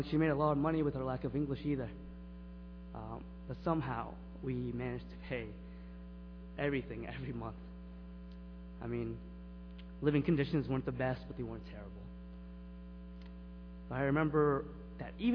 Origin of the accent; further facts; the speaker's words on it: Lowell, Massachusetts, United States; I'm from Lowell, Massachusetts, and I came with my youth group